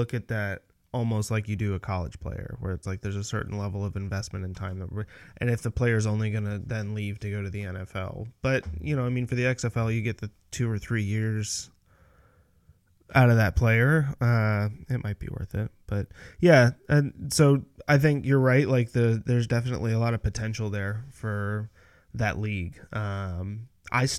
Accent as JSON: {"language": "English", "country": "United States", "tie": "born or raised there", "said": "growing up in the United States"}